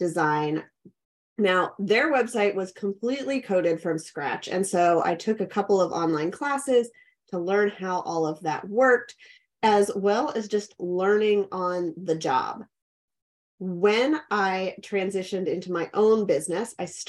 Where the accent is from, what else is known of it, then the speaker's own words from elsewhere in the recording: Pittsburgh, Pennsylvania, United States; moved away as an adult; also born or lived in Clemson, South Carolina; now in Richmond, United States; I grew up in Pittsburgh, Pennsylvania